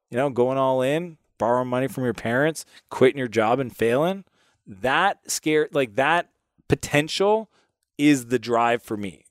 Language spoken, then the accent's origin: English; Canada; I'm Canadian